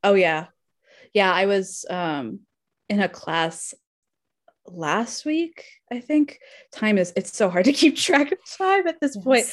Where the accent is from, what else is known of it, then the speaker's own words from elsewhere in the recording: Arizona, United States; I grew up in Arizona